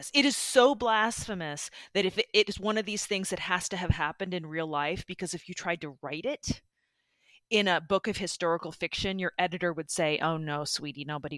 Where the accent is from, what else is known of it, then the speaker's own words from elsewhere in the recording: Midwest, United States; growing up in the Midwest